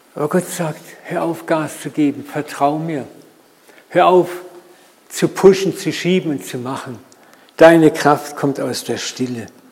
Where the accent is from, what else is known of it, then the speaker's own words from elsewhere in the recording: Germany; wir auch als Deutsche sowieso so Macher sind